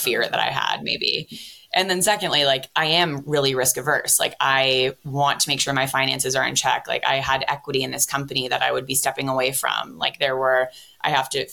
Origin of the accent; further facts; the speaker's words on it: San Francisco, California, United States; I'm from San Francisco